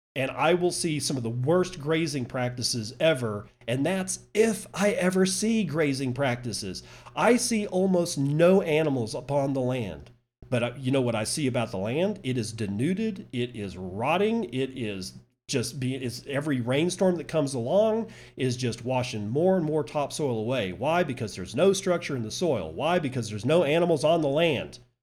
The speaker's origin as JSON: {"language": "English", "country": "United States", "said": "I'm an American"}